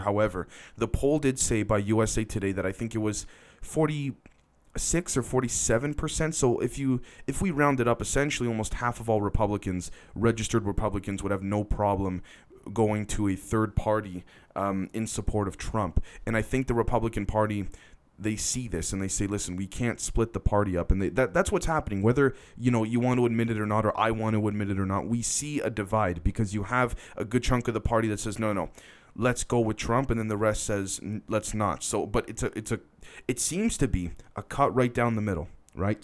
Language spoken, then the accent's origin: English; Canada; I'm Canadian